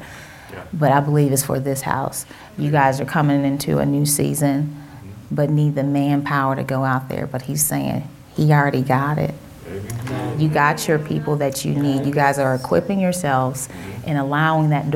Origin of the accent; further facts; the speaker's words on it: Cincinnati, Ohio, United States; accent: Southern; Now, I'm from Cincinnati, but I tend to have an accent sometimes. You know, my family is from Mississippi, so I'm believing that's where it comes from